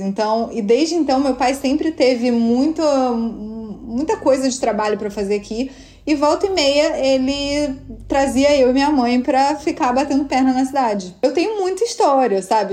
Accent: Rio de Janeiro, Brazil; accent: carioca; moved away as an adult; also born or lived in São Paulo, Brazil; now in New York, United States; meu sotaque é carioca, mas assim, eu morei seis anos em São Paulo antes de vir para Nova York

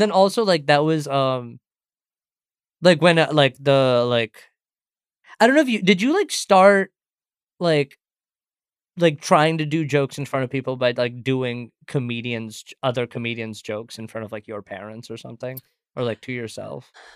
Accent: St. Louis, Missouri, United States; also born or lived in India / Singapore; I was born in India, and then I moved to Singapore when I was seven, and then I moved to Saint Louis when I was ten

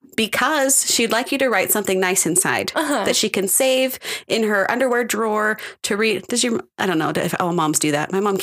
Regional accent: United States; I'm American.

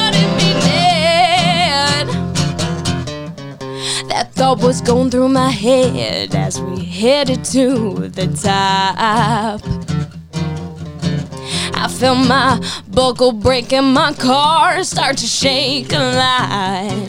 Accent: Cutchogue, New York, United States; we're on the North Fork. We're from Cutchogue.

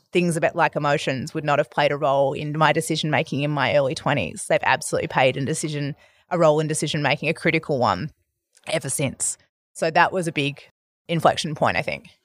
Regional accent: Perth, Western Australia, Australia; moved away as an adult; also born or lived in Albany, Western Australia / Denmark, Western Australia; now in Melbourne, Australia; I grew up in Western Australia. I've been a Melbourne resident

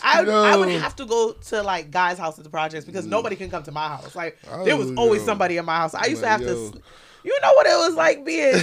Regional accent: New York, United States; Like, for me, if I say I'm from New York, like, it's a real thing.

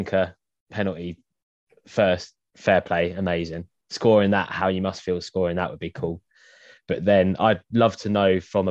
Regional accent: England, United Kingdom; as an Englishman

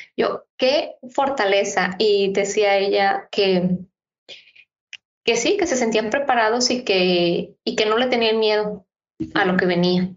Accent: Mexico; así como los mexicanos tenemos como nuestras maneras de, actuar

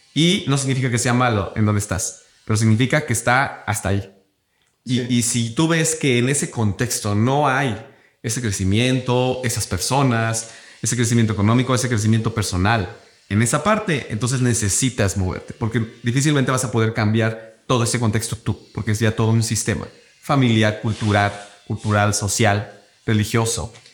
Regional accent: Cuernavaca, Morelos, Mexico; yo soy de Cuernavaca

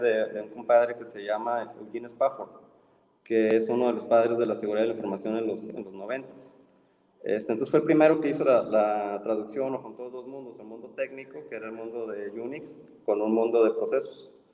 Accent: Ensenada, Baja California, Mexico; moved away as an adult; also born or lived in Mexico City; now in Monterrey, Mexico; me fui de una ciudad de 500 mil habitantes a una de 25 millones

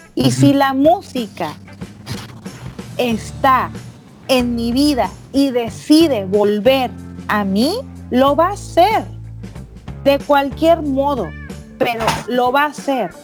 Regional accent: Monterrey, Nuevo León, Mexico; moved away as an adult; also born or lived in Mexicali; now in San Francisco, United States; Yo vengo de Monterrey

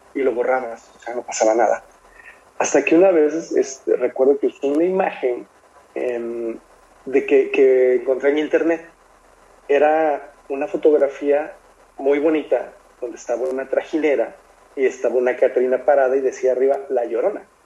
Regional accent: Mexico; como buen mexicano

